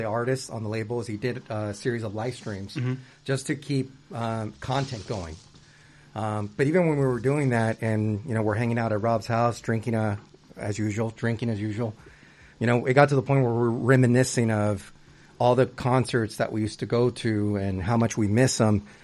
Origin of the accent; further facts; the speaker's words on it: United States; first language Spanish; English is a second language; also born or lived in Huntington Beach, California; my parents are immigrants from Mexico, from Michoacán, and you know, and I was born here as an American, a Mexican American